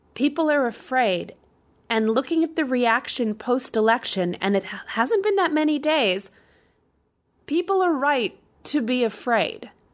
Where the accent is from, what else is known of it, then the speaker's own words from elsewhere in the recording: Canada; moved away as an adult; now in United States; I can go to Canada. I'm from Canada.